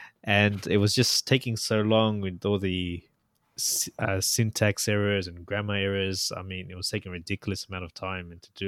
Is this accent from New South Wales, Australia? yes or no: yes; Sydney, New South Wales, Australia; knowing I was from Sydney